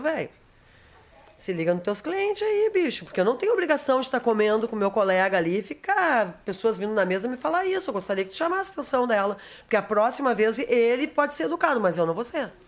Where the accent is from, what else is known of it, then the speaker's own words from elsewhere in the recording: Rio Grande do Sul, Brazil; Eu sou gaúcha e eu assumo isso